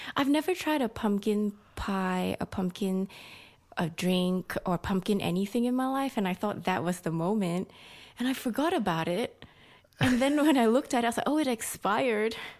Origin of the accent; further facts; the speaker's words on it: Malaysia; moved away as an adult; now in Sydney, Australia; I'm Malaysian